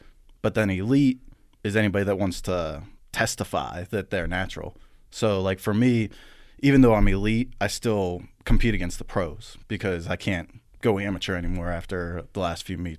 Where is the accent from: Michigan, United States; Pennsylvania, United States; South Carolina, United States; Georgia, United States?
Pennsylvania, United States; Blairsville; now in Altoona, United States; I'm from Blairsville, Pennsylvania, oh, okay. About 45 minutes west. I'm not used to saying west. West of here, and then I moved up here in 2004